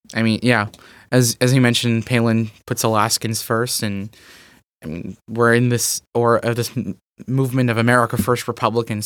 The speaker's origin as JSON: {"language": "English", "region": "Texas", "country": "United States", "tie": "born or raised there", "said": "my home state of Texas"}